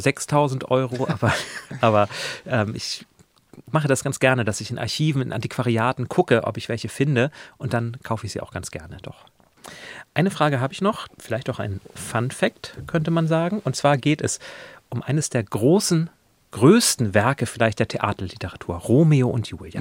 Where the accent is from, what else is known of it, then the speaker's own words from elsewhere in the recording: near Lübeck, Schleswig-Holstein, Germany; ich komme aus der Nähe von Lübeck